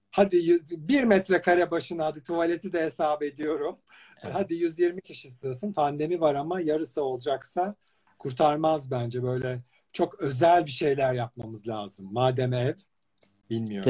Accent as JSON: {"language": "Turkish", "region": "İzmir", "country": "Turkey", "said": "ben de İzmirliyim"}